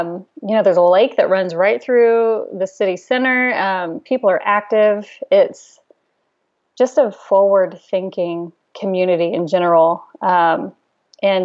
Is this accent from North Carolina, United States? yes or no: no; Fort Worth, Texas, United States; now in Austin, United States; I'm originally from Fort Worth, which is about 3 hours north of Austin